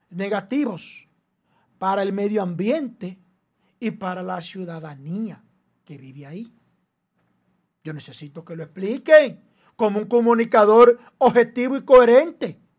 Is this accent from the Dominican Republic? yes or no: yes; Dominican Republic; a mí me duele mi pueblo